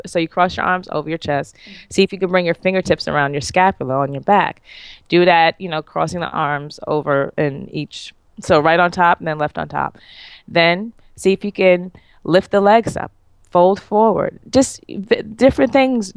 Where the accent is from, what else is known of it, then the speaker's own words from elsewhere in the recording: New York, United States; moved away; I'm from New York